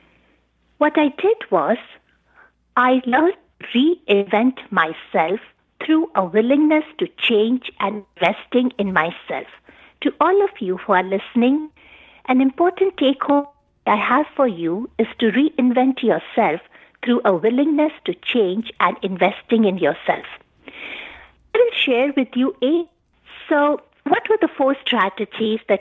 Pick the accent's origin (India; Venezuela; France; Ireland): India; moved away as an adult; now in United States; I was born in India. I did my medical school and MD from India